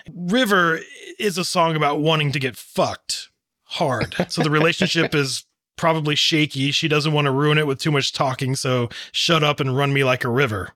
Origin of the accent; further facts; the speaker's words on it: Texas, United States; I'm from Texas